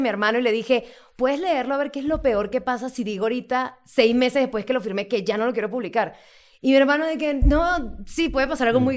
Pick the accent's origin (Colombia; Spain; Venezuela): Venezuela; moved away as an adult; now in Mexico; soy de Venezuela